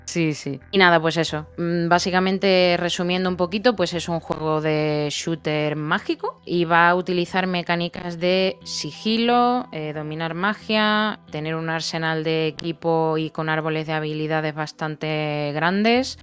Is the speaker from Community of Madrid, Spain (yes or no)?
no; Seville, Andalusia, Spain; yo vengo de Sevilla y aunque yo siempre he considerado que soy una persona que una sevillana que no es sevillana